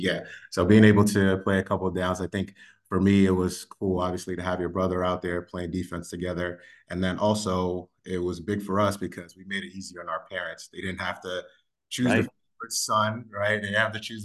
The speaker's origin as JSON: {"language": "English", "town": "New York City", "region": "New York", "country": "United States", "tie": "born or raised there", "said": "growing up in the Bronx"}